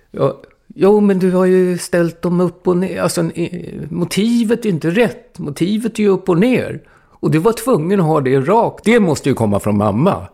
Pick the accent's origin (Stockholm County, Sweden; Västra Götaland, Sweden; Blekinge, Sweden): Stockholm County, Sweden; Stockholm; moved away as an adult; now in Gotland, Sweden; Jag är ju uppvuxen på Söder i Stockholm